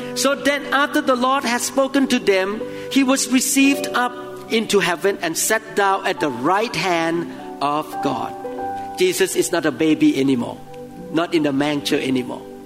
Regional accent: Thailand; moved away; I came from Thailand

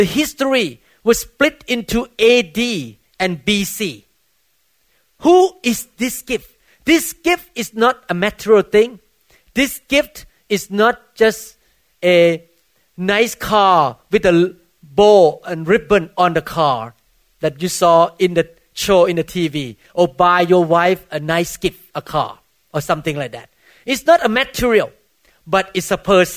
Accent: Thailand; moved away as an adult; now in Bellevue, United States; I came from Buddhist country

